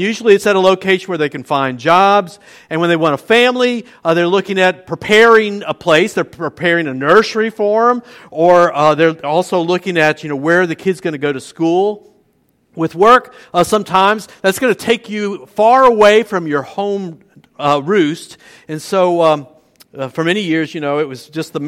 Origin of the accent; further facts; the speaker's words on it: New Orleans, Louisiana, United States; also born or lived in Metairie; now in Luling, United States; I was born in New Orleans, and at first we lived in an apartment next to my mom's parents on the City Park end of Esplanade Avenue